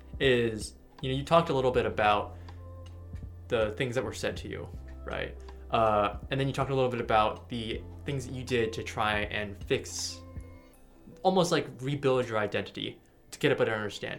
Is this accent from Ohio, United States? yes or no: no; California, United States; born or raised there